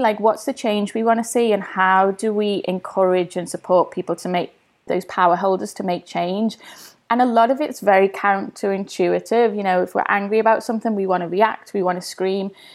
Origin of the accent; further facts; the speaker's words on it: Liverpool, North West England, United Kingdom; now in London, United Kingdom; growing up in Everton with the hustle and bustle